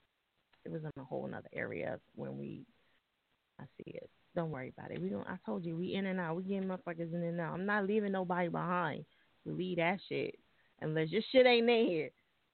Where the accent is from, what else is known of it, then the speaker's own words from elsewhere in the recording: New Jersey, United States; I'm from Jersey. You know, we fuck everything up.